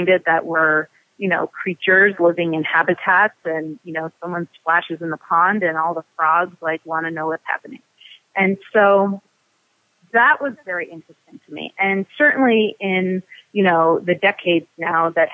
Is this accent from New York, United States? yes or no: no; Los Angeles, California, United States; also born or lived in Cambridge, Massachusetts; now in Easthampton, United States; growing up in Los Angeles